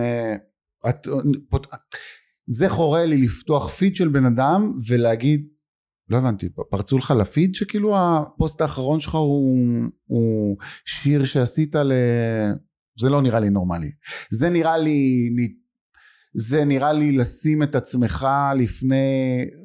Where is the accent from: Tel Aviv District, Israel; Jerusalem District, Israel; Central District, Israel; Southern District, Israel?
Central District, Israel; Lod; אני גדלתי בלוד